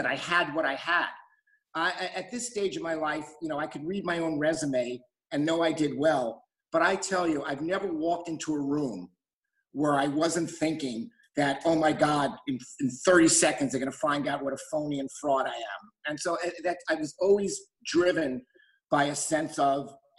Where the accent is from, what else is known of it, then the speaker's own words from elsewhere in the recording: New York City, New York, United States; also born or lived in Bronx; I was born in the Bronx, and my family, in search of a better life, moved to the East New York section of Brooklyn. By the way, a better life they didn't necessarily find. But I did grow up in Brooklyn in the housing projects